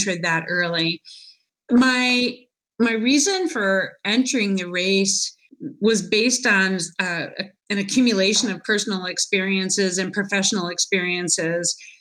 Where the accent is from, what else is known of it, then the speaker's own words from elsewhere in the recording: United States; I'm American